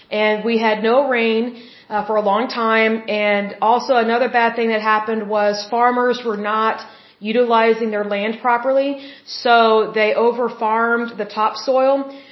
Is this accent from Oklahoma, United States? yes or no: yes; Oklahoma, United States; Being that I am originally from Oklahoma